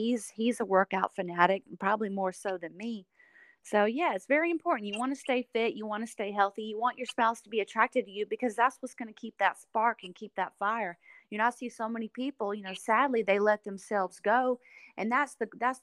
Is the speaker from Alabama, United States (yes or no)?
yes; Alabama Gulf Coast, United States; accent: country; moved away; that's where I was born and raised most of my life.